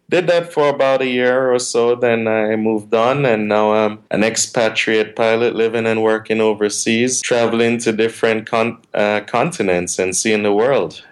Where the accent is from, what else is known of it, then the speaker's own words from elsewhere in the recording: Jamaica; moved away as an adult; also born or lived in Washington State; now in United States; when I was in Jamaica, which is my hometown. I'm originally from Jamaica